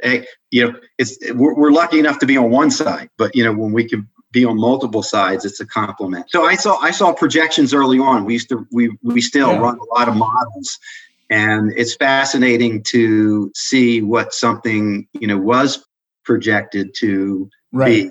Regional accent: Adelphi, Maryland, United States; also born or lived in Washington, D.C.; we moved out to the suburbs in uh, Adelphi, Maryland, where I was raised

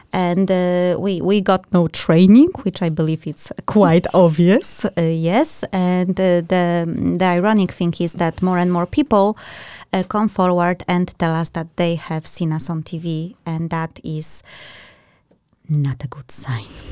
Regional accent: Poland; English is a second language; moved away as an adult; now in Denmark; I'm from Poland

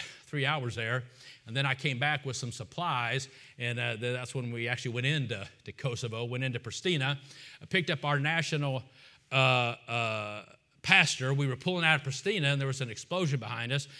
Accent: United States; I'm American

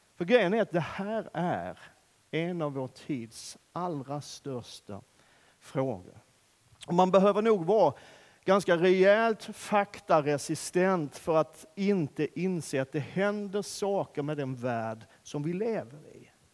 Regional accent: Sweden; vi svenskar

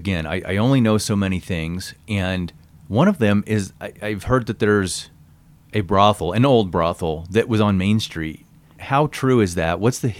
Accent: Midwest, United States; I came from the Midwest

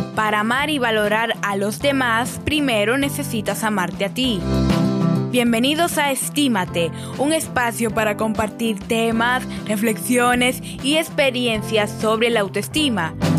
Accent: Dominican Republic; aquí en mi país, República Dominicana

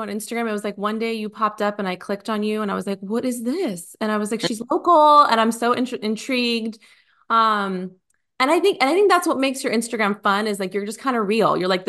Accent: California, United States; moved away as an adult; now in Nashville, United States; so I'm from California originally. We moved here 3 years ago.

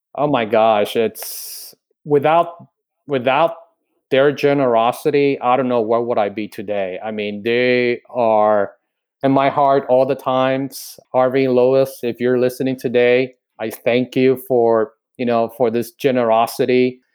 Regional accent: Miami, Florida, United States; moved away; originally born and raised in Miami, Florida.

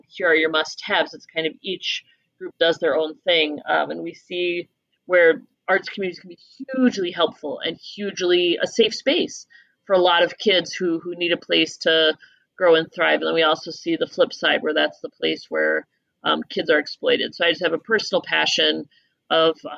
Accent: Minnesota, United States; being a Minnesotan kid

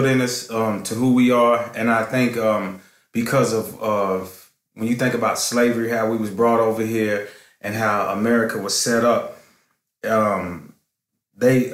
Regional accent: Cleveland, Tennessee, United States; moved away as an adult; also born or lived in Minneapolis, Minnesota; now in Los Angeles, United States; I'm born and raised in Cleveland, Tennessee

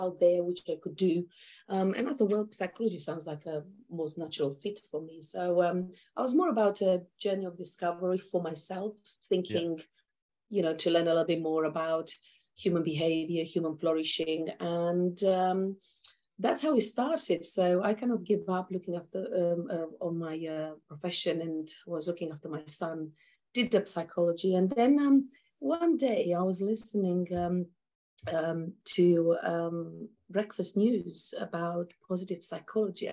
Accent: Romania; moved away as an adult; now in United Kingdom; I'm originally from Romania

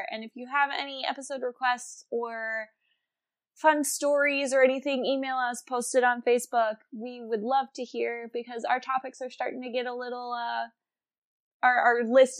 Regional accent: Wisconsin, United States; I am from Wisconsin, so bear hunting is a real thing.

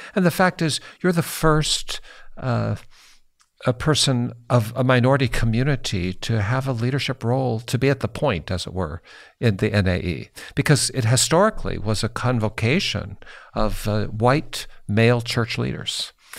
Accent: Seattle, Washington, United States; moved away as an adult; now in Indiana, United States; I grew up in Seattle, Walter. I, I lived there my whole life till I moved to the middle of the country

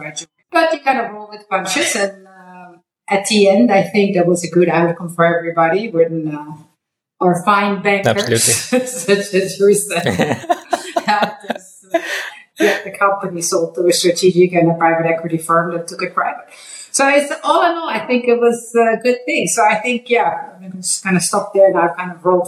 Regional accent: Netherlands; moved away as an adult; also born or lived in Hong Kong; now in United States; I'm from Holland

